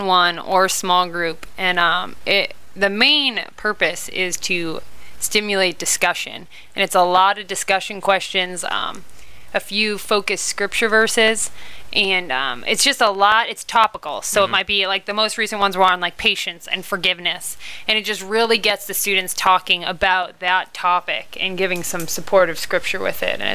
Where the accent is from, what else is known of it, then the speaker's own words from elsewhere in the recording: Boston, Massachusetts, United States; moved away as an adult; now in Kansas City, United States; I am originally from Boston, Massachusetts.